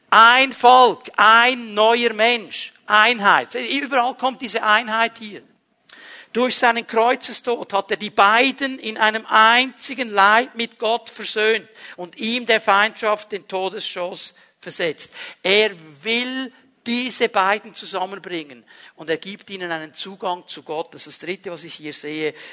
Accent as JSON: {"language": "German", "region": "Zurich", "country": "Switzerland", "tie": "born or raised there", "said": "in dem Dorf, wo ich aufgewachsen bin, ist ein kleineres Bauerndorf im Kanton Zürich. Ähm, meine Großeltern haben da ein Haus gebaut"}